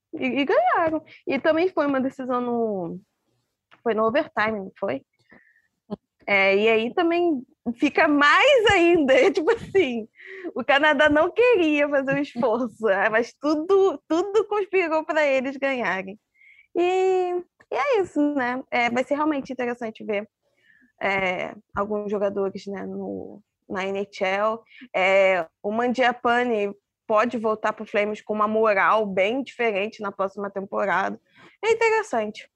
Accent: Brazil; a gente, como brasileiras

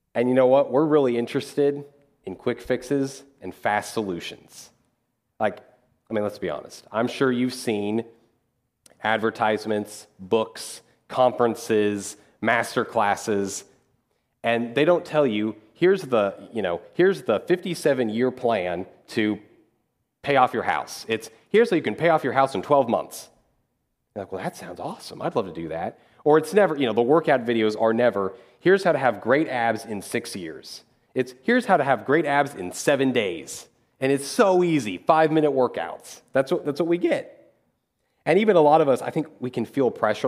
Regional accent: Dodge City, Kansas, United States; moved away as an adult; also born or lived in Missouri / Louisville; I'm from Dodge City, Kansas

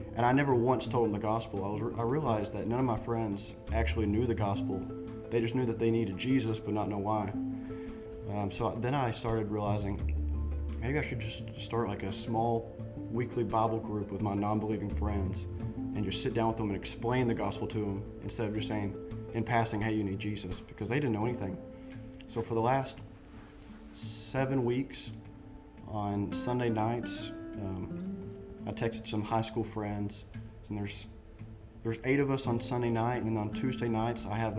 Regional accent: United States; as an American

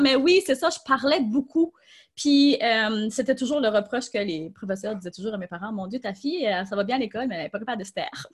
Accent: Tracadie, New Brunswick, Canada; je suis acadienne, je viens du Nouveau-Brunswick, donc très petite ville au Nouveau-Brunswick.

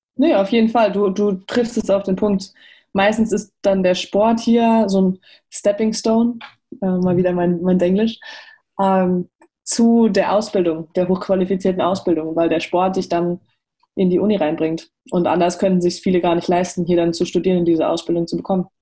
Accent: Germany; moved away; Ich bin als Deutsche, die Ausländerin ist

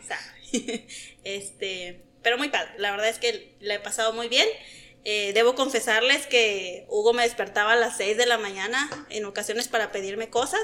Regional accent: Oaxaca, Mexico; moved away as an adult; also born or lived in Chihuahua, Mexico; now in Delicias, Mexico; soy de Oaxaca.

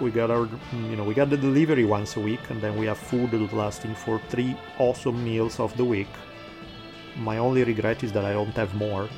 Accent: Italy; accent: Italian; my Italian accent

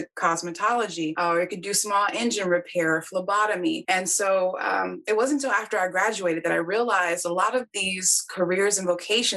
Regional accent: Killeen, Texas, United States; also born or lived in Germany; we ended up being stationed here in Killeen at Fort Hood, and then my dad retiring and us staying there

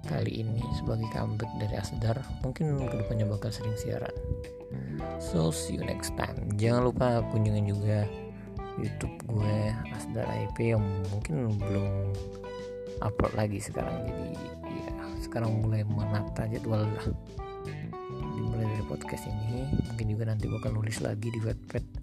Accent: Palembang, South Sumatra, Indonesia; Palembang itu ada berapa ribu, belas ribu pengangguran

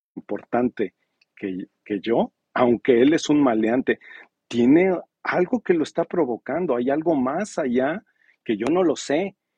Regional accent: Mexico; now in Los Cabos, Mexico

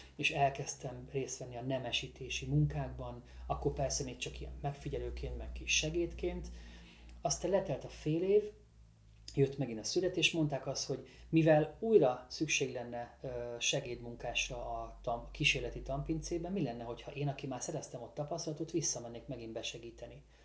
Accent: Balatonfüred-Csopak wine region, Veszprém County, Hungary; amikor 2015-ben hazaköltöztem, mi már előtte is ö, fiatal Füred, Füred csopakiból vidéki borászok

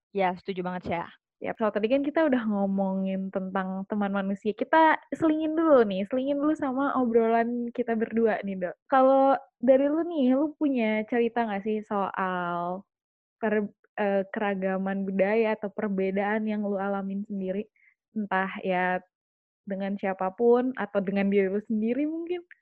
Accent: West Java, Indonesia; born there; ibu gue eh, sukunya Batak bapak gue sukunya Sunda dan gue lahir di Sunda

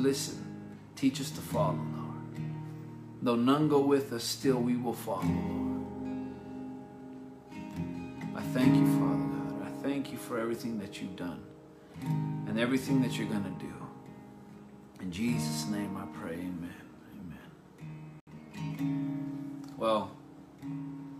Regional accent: United States; we're from the United States

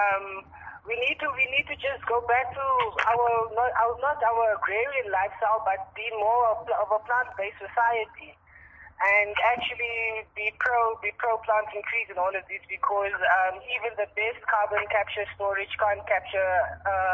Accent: Karoo, South Africa; moved away; I am originally from the Karoo, which is a semi-desert area

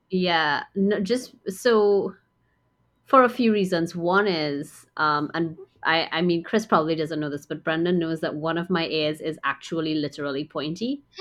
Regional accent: Trinidad & Tobago; also born or lived in United States; I grew up here in Trinidad for the most part

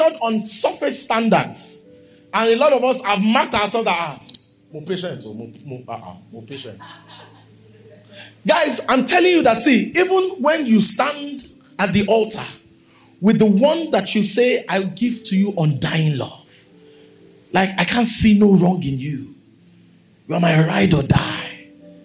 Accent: Nigeria; I'm a Nigerian. My passport, my tongue, my birth, my name

